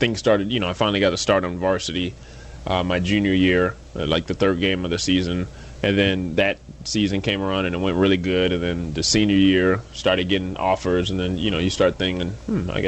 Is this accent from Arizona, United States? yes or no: yes; Phoenix, Arizona, United States; grew up in Phoenix